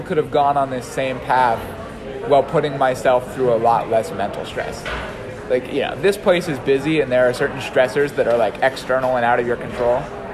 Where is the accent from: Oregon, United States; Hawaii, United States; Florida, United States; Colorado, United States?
Hawaii, United States; moved away as an adult; I'm from Hawaii.